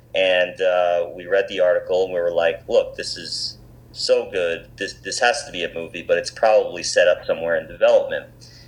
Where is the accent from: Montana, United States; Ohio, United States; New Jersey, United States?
New Jersey, United States; our days growing up in New Jersey from then until high school.